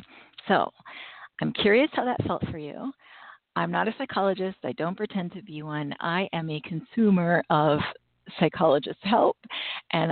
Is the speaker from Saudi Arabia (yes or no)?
no; Canada; I'm Canadian and Thanksgiving is long past for us.